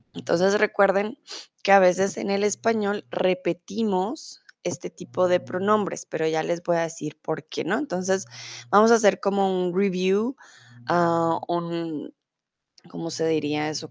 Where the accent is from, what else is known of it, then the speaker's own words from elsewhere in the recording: Colombia; now in Germany; yo soy de Colombia, comúnmente vivo en Alemania, pero ahora estoy en el bonito México.